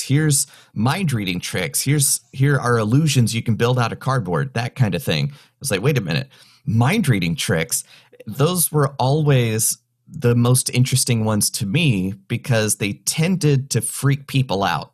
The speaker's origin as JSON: {"language": "English", "region": "North Carolina", "country": "United States", "tie": "born or raised there", "also_born_or_lived": "California / Kentucky / Orlando / Austin, Texas", "moved": "as an adult", "lives_now": "Chicago, United States", "said": "I was born in California, raised in the mountains of North Carolina"}